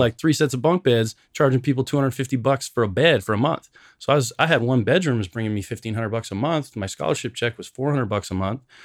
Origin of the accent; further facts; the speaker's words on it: Canada; moved away as an adult; now in United States; growing up in Canada, being an immigrant, coming to the United States